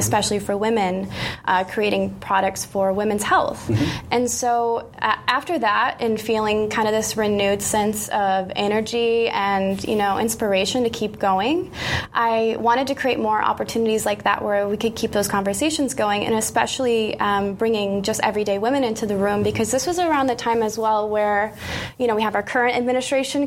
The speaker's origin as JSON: {"language": "English", "region": "Iowa", "country": "United States", "tie": "born or raised there", "moved": "as an adult", "lives_now": "Bay Area, United States", "said": "I was actually freelancing back in my hometown in Iowa at the time"}